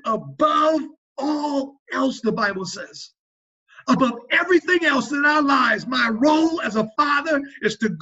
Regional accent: South Louisiana, United States; moved away; I'm a Cajun

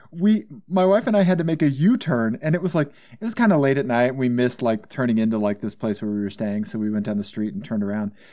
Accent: Missouri, United States; I'm from Missouri

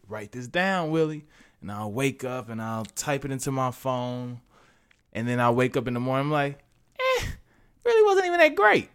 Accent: St. Louis, Missouri, United States; moved away; also born or lived in Arkansas; Then moved to Arkansas, where I was born, but I was raised in Saint Louis.

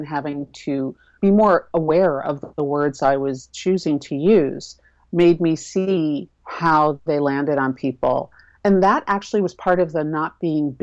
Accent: New York City, New York, United States; I'm originally from Manhattan, so busy is the water that I was born swimming

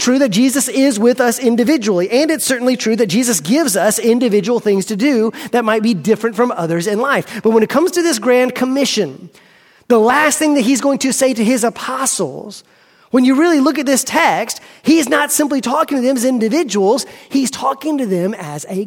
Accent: United States; I am an American

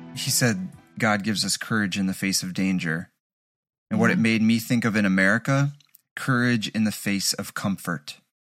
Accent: Kurdistan, Iran; now in Kurdistan Region, Iraq; I'm originally from Iran, from Kurdistan, Sana'a.

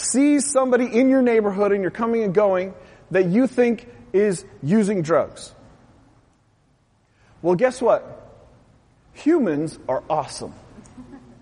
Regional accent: West Coast, United States; I'm from the West Coast

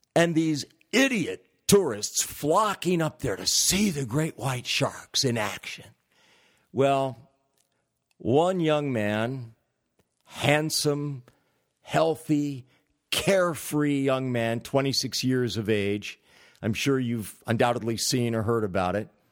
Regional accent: California, United States; moved away; I'm originally from California

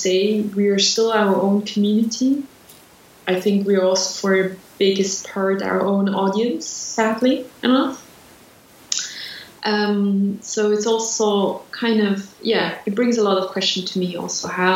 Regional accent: Switzerland; I was born in Switzerland. And I grew up in a very small town in Switzerland

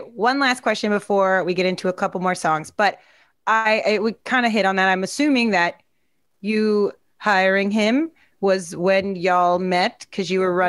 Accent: Overland Park, Kansas, United States; moved away; That's where I'm from.

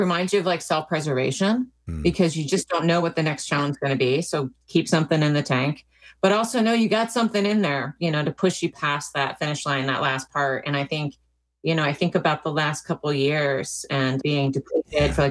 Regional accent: Maryland, United States; also born or lived in Washington, D.C.; I grew up in Maryland and was born in Washington, D.C.

